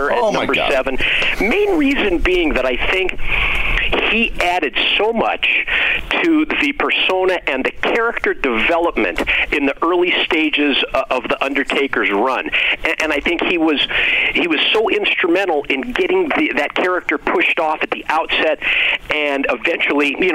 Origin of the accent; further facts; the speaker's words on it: Southern California, United States; He was one of those guys that I grew up with in Southern California